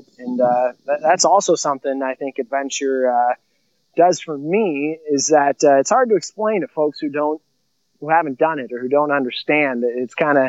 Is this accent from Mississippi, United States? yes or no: no; Illinois, United States; now in South Dakota, United States; two in my hometown of Illinois, the same middle school that I went